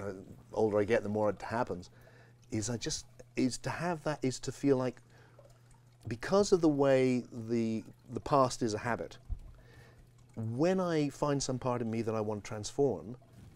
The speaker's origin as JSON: {"language": "English", "region": "England", "country": "United Kingdom", "tie": "born or raised there", "said": "I have this tone of voice because I grew up in England"}